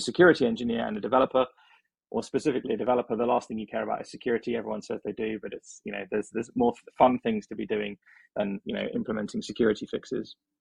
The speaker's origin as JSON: {"language": "English", "region": "England", "country": "United Kingdom", "tie": "born or raised there"}